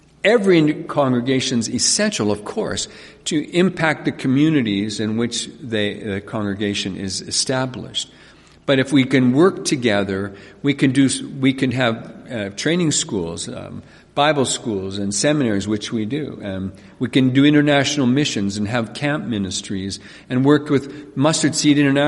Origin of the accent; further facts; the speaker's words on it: Carbon, Alberta, Canada; I was born and raised in this province, and actually grew up in Carbon, Alberta